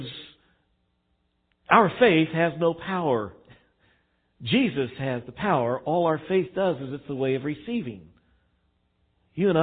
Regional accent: Texas, United States; now in Missouri, United States; I didn't grow up in Missouri. I grew up in Texas.

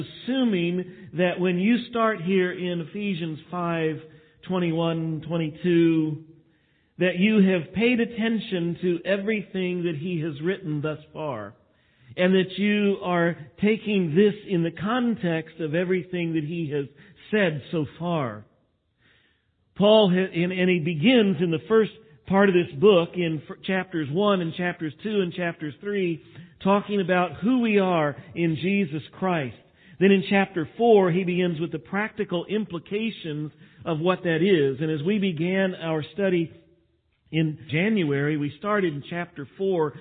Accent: Texas, United States; I am from Texas and we tend to talk like this

